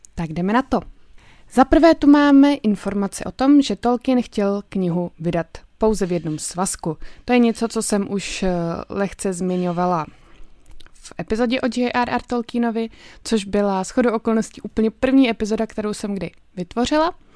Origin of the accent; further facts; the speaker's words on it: Czechia; u nás v Čechách